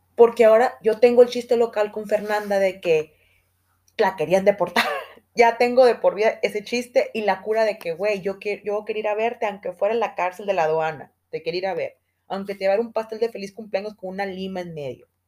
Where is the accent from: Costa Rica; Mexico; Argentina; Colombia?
Mexico; Guadalajara, Jalisco; somos de Guadalajara